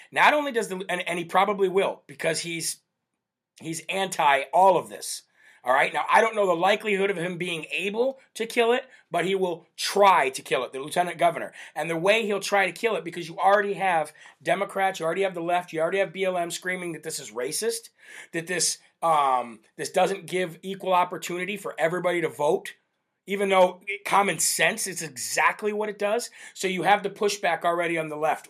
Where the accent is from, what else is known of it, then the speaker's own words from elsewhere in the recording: Northeast, United States; I'm from the Northeast here